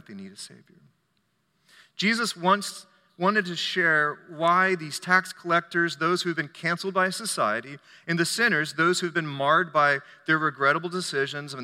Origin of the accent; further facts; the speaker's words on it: United States; I'm an American